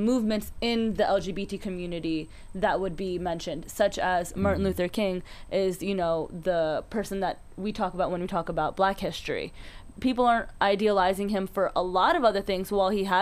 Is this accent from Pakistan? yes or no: yes; Pakistan; we're Pakistani